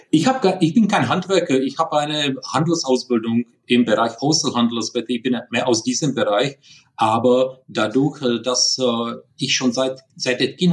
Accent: Prague, Czechia; German is a second language; moved away as an adult; now in Germany; Wie man hört, ich bin kein Deutscher, sondern ich bin in Prag geboren. Deswegen Entschuldigung für diese ja, leichte, starke Akzent

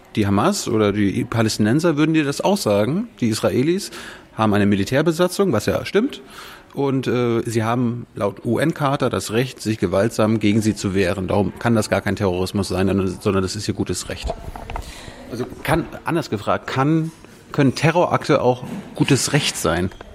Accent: Germany; wir sind in Deutschland, wir sind Deutsche

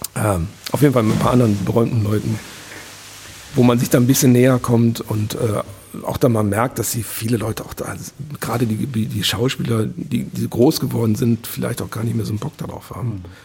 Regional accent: Wuppertal, North Rhine-Westphalia, Germany; moved away; also born or lived in Vohwinkel; ich bin in Elberfeld geboren ähm, das war äh, 70er Jahre, alles relativ alternativ

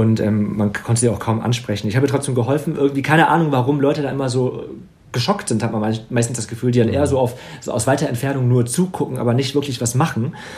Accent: Wegberg, North Rhine-Westphalia, Germany; in dem Dorf, wo ich aufgewachsen bin, in Wegberg

